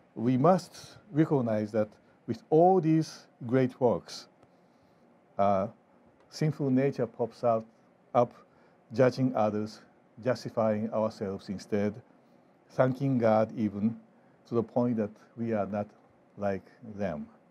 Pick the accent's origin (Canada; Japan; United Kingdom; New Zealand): Japan; now in Fort Wayne, United States; I grew up in Japan